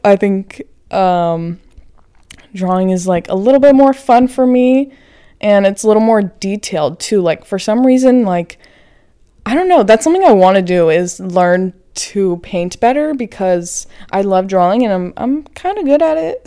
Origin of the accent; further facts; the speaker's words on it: Florida, United States; now in Los Angeles, United States; I'm from Florida. I grew up right next to a beach